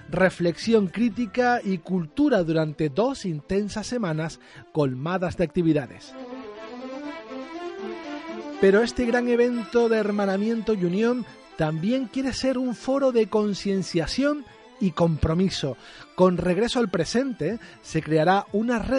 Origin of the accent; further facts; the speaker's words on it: Canary Islands, Spain; entre África y América, que somos las Islas Canarias.